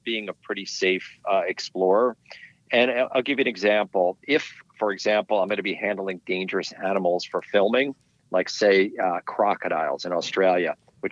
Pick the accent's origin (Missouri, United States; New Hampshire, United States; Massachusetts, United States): New Hampshire, United States; White Mountains; now in Connecticut, United States; I grew up ice climbing in the White Mountains